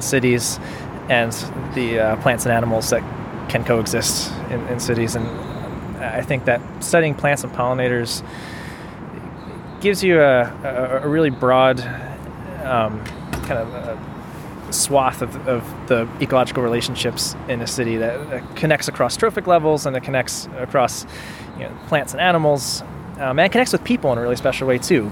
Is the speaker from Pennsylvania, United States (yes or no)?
yes; Philadelphia, Pennsylvania, United States; also born or lived in Ohio; I grew up in Philadelphia